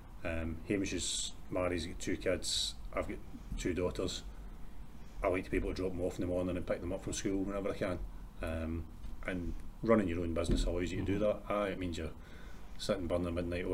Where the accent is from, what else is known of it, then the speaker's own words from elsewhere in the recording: Erskine, Scotland, United Kingdom; also born or lived in Paisley / Glasgow; Born and grew up in Erskine. Spent most of my life between sort of Erskine, Paisley, stayed in City Centre for a wee while. But I'm kind of Erskine boy, born and bred.